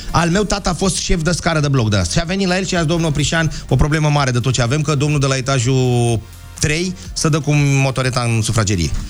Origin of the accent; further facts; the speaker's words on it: Curtea de Argeș, Argeș, Romania; now in France; din Curtea de Argeș, dar prezent în Franța